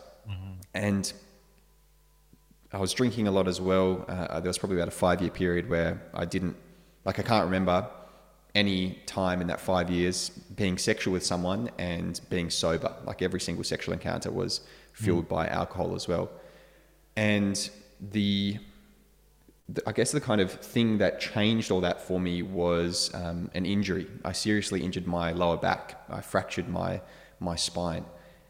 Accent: London, United Kingdom; now in Margaret River, Australia; I'm actually originally from the UK. I was born in North London, but my home is Western Australia, specifically now Margaret River.

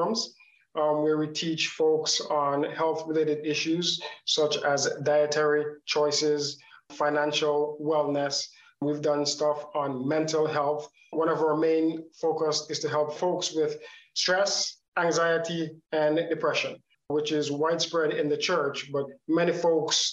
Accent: Canada; also born or lived in Jamaica; now in Howard County, United States; I was born in Jamaica. I grew up in Canada.

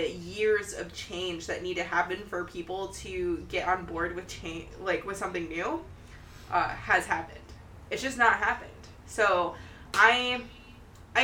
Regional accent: Ohio, United States; my hometown

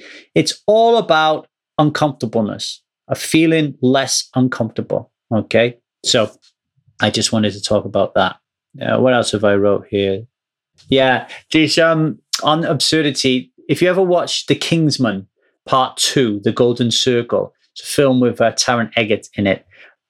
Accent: Ogmore Vale, Wales, United Kingdom; So when I grew up in Ogmore Vale, you had to be 18 to drink.

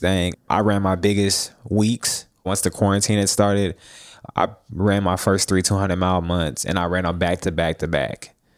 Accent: Jackson, Tennessee, United States; now in Nashville, United States; I'm from Jackson, Tennessee

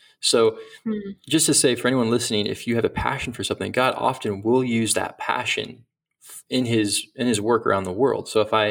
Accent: Senegal; born there; I mentioned earlier I was born in Africa, in Senegal, West Africa. My parents and my grandparents were missionaries there.

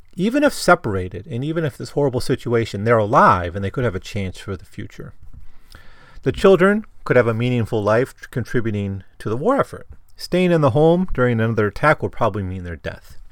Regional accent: Midwest, United States; I grew up in the Midwest

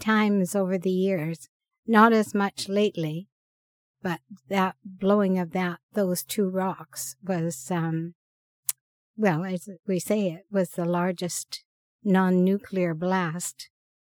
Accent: Rossland, British Columbia, Canada; also born or lived in Vancouver; now in Pender Island, Canada; I was born in Rosslyn, B.C.

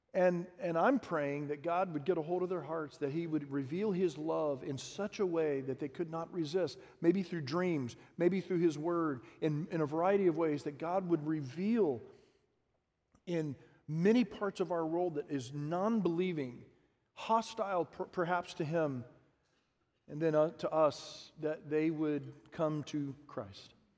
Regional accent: Harlingen, Texas, United States; I grew up in the Rio Grande Valley and Harlingen.

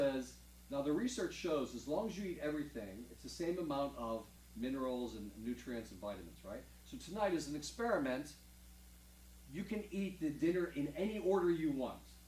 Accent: Pittsburgh, Pennsylvania, United States; I was born and raised in Pittsburgh

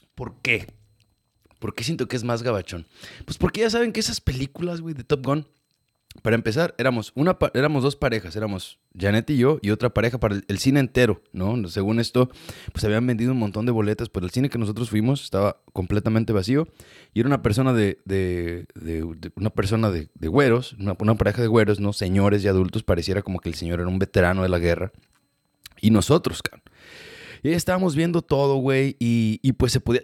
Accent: Mexico; now in United States; creciendo en México

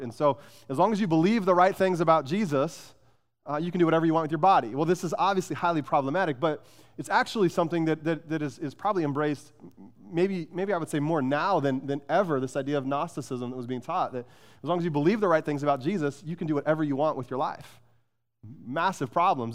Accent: Phoenix, Arizona, United States; I grew up in Phoenix

